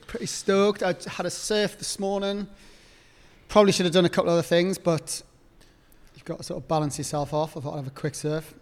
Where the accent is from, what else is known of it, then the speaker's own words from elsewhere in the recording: Newcastle upon Tyne, North East England, United Kingdom; I grew up on the East Coast, like, time off Newcastle